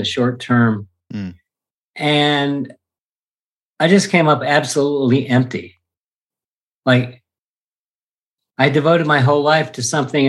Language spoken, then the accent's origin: English; East Coast, United States; I grew up on the East Coast in a upper class, middle class, white Anglo-Saxon Protestant family in the 50s